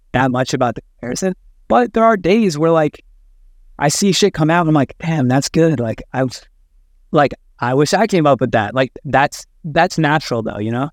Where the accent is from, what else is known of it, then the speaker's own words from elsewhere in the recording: Midwest, United States; I grew up in the Midwest